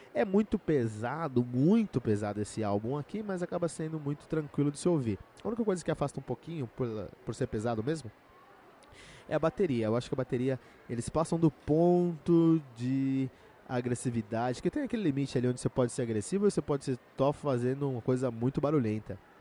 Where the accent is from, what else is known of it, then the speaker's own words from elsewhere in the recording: Cotia, São Paulo, Brazil; eu cresci em Cotia com muitos metaleiros ao meu redor